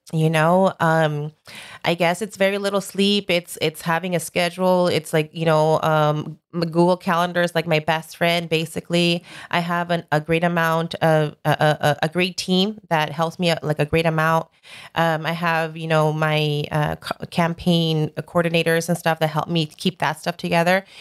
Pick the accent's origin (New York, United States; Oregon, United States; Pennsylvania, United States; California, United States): California, United States; Los Angeles; Born and raised in Sun Valley